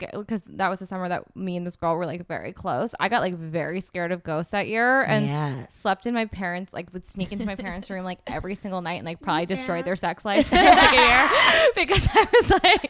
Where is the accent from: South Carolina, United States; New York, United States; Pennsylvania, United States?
Pennsylvania, United States; Philadelphia; We grew up in Philadelphia, town Philadelphia.